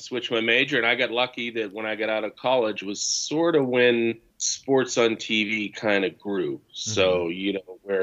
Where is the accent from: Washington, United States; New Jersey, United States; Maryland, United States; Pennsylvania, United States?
Pennsylvania, United States; Farrell; I grew up in a little mill town halfway between Pittsburgh and Cleveland called Farrell